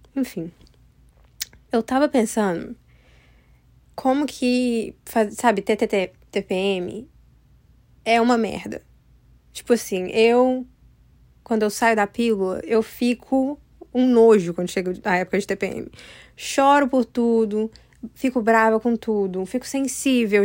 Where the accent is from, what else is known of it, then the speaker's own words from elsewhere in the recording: United States; eu moro nos Estados Unidos, sabe? E aí, eu nasci aqui nos Estados Unidos.